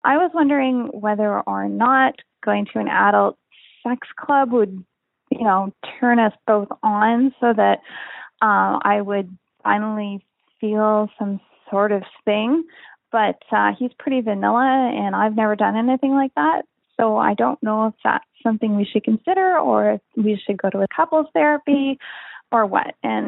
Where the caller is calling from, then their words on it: Canada; I'm calling from Canada.